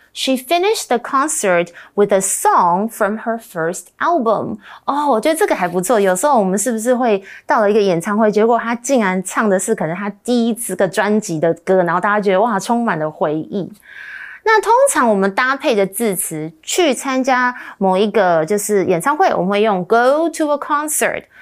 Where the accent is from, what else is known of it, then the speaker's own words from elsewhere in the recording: Australia; I grew up in Australia.